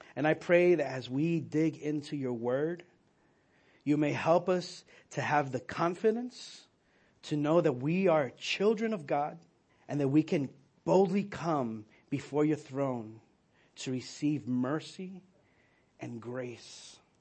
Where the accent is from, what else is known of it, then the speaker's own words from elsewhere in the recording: New York, United States; as a New Yorker, we wouldn't go to school on Yom Kippur